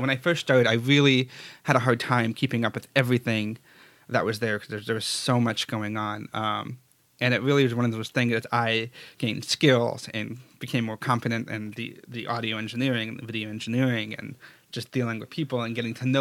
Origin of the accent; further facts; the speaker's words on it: Stoneham, Massachusetts, United States; When I was a kid, I grew up in Stoneham, Massachusetts.